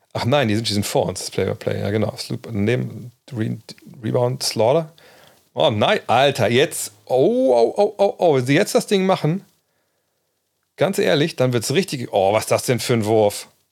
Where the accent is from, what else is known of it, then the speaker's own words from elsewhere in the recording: Germany; als Deutscher